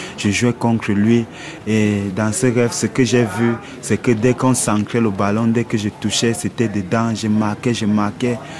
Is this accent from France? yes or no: no; Yaoundé, Centre, Cameroon; moved away as an adult; Je viens du Cameroun, à Yaoundé, le 2 décembre 1987.